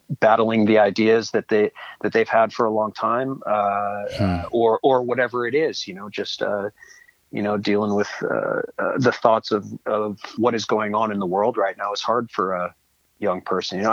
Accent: Seattle, Washington, United States; I was born up here in Seattle, born and raised

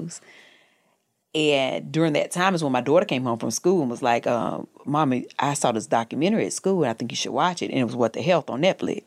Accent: North Carolina, United States; moved away as an adult; also born or lived in the South; now in Los Angeles, United States; I'm from North Carolina.

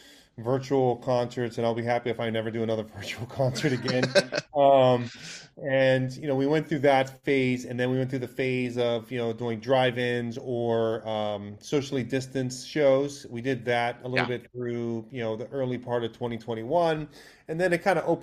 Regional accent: Hawaii, United States; moved away; growing up in Hawaii

